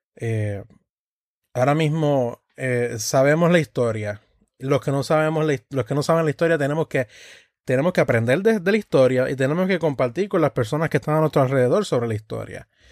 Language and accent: Spanish; Puerto Rico; nuestra identidad como puertorriqueños